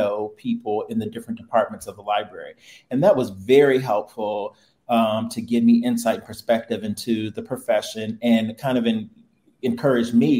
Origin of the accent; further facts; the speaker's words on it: Chesterfield, Virginia, United States; moved away as an adult; now in Bloomington, United States; I'm originally from Chesterfield, Virginia, which is just outside of Richmond, Virginia. And born and raised there